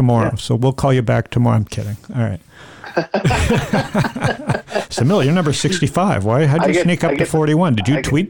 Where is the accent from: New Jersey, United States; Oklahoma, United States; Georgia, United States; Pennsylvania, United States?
Georgia, United States; I'm from Georgia, so I just found out about it today.